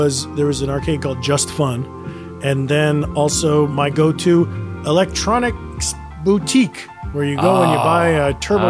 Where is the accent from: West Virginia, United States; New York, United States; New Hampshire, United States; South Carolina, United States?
New York, United States; Kingston; My hometown mall, the Hudson Valley Mall in Kingston